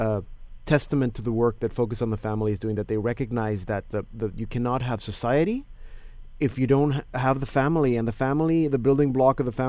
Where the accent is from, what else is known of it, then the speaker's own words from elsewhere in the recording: Newmarket, Ontario, Canada; my hometown here in Canada, in Newmarket